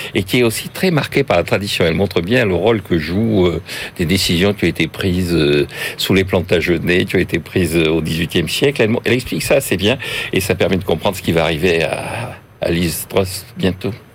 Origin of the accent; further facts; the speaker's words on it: Bordeaux, Nouvelle-Aquitaine, France; en tant que Bordelais